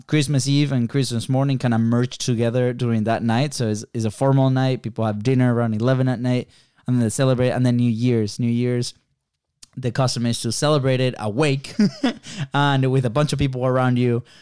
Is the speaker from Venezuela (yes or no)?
yes; Venezuela; moved away; we are originally from Venezuela